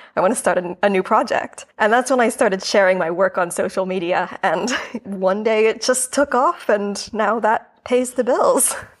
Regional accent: New York, United States; moved away as an adult; now in London, United Kingdom; I'm originally from New York. New York is my home, but I am in London currently

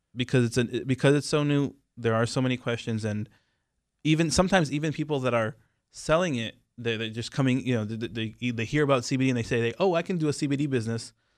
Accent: Israel; moved away; I am from Israel.

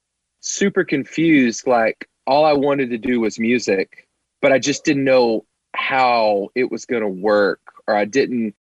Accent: Cookeville, Tennessee, United States; I grew up in Cookeville, Tennessee

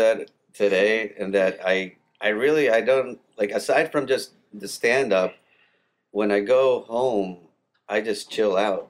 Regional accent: New Jersey, United States; born there; now in Atlanta, United States; most of my teams are from the New York area because I was born in New Jersey, so I can't see my teams in Atlanta

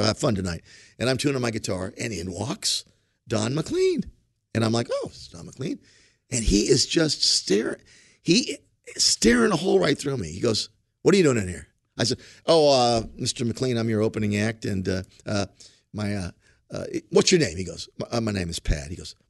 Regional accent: Ireland; but I'm Irish.

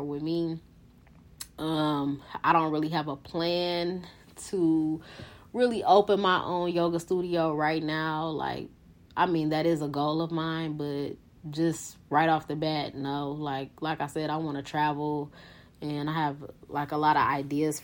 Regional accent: Detroit, Michigan, United States; be in my hometown, be in the heart of Detroit

